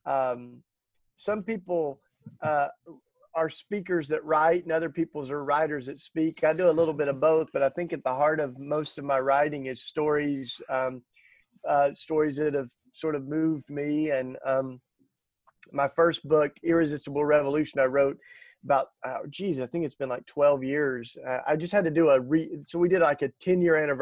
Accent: the Bible Belt, United States; growing up in the Bible Belt

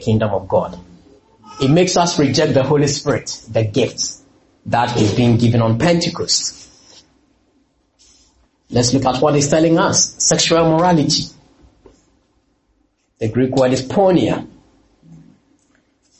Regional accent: Ghana; moved away as an adult; also born or lived in London; I'm from Ghana

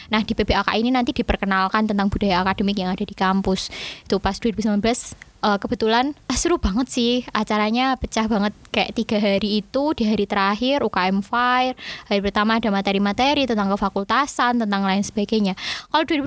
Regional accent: Java, Indonesia; Dan aku juga kan orang Jawa, jadi kalau kayak culture shock gitu nggak terlalu sih, mungkin cuma kayak bahasa culture shock nih.

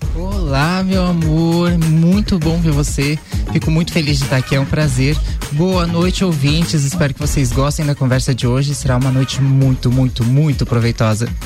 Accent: Lages, Santa Catarina, Brazil; sou daqui de Lages, 27 anos

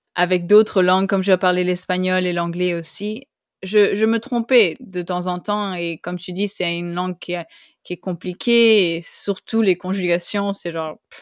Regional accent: Costa Rica; first language French and Spanish; moved away; also born or lived in Canada; j'ai grandi au Costa Rica. Mes parents sont français. Alors, j'ai grandi en parlant français et espagnol.

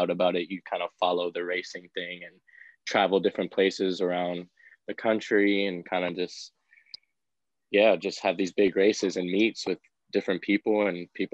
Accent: San Diego, California, United States; I grew up in San Diego and I started racing BMX first

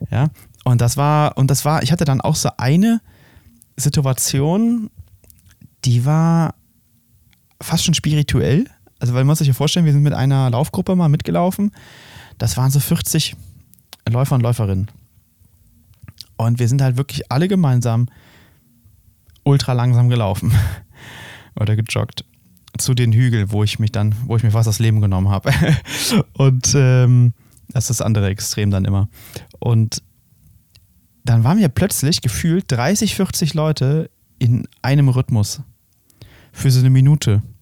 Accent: Brühl, North Rhine-Westphalia, Germany; in meiner Heimatstadt Brühl hatten wir immer so riesige Lauftreffs

